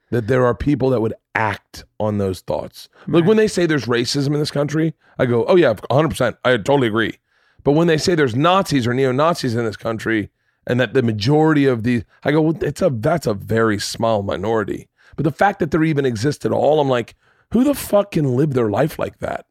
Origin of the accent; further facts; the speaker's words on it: the South, United States; I grew up in the South